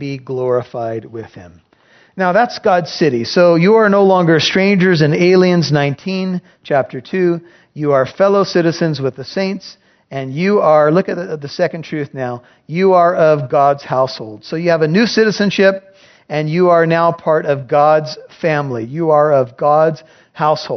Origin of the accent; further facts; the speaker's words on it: United States; We're missionaries from America